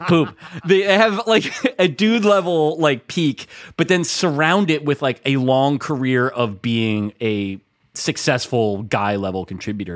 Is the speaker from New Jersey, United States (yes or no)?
yes; Bergen County, New Jersey, United States; I'm from Brigham County, New Jersey